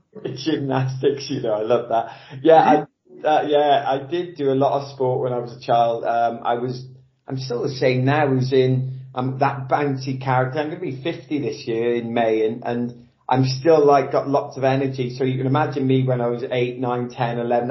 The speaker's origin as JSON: {"language": "English", "region": "South Wales", "country": "United Kingdom", "tie": "born or raised there", "also_born_or_lived": "Nottingham", "said": "grew up in South Wales. Um, actually, I was born in Nottingham of all, all places"}